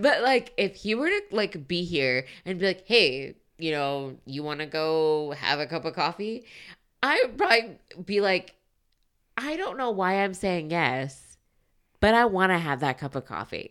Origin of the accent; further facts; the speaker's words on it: United States; we're American